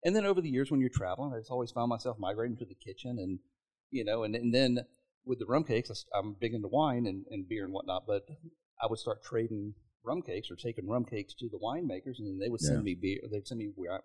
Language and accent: English; Mississippi, United States; moved away as an adult; I grew up poor in Mississippi